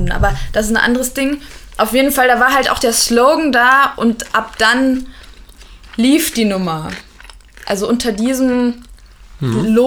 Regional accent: Dresden, Saxony, Germany; born there; weil ich bin ja in Dresden geboren und meine Oma ist 80

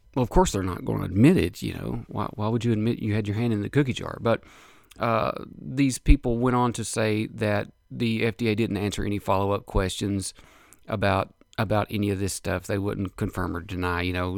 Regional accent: United States; as an American citizen, American taxpaying citizen

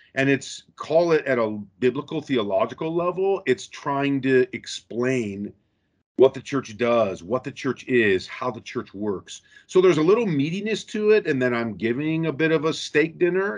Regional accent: Rockford, Illinois, United States; moved away as an adult; also born or lived in St Andrews, Scotland; I was born and raised in Rockford, Illinois

